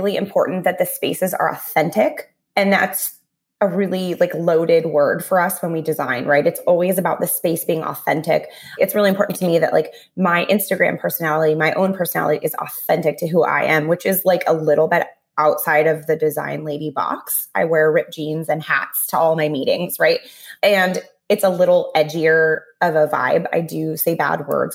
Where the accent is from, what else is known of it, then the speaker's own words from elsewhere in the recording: Southern California, United States; I grew up in Southern California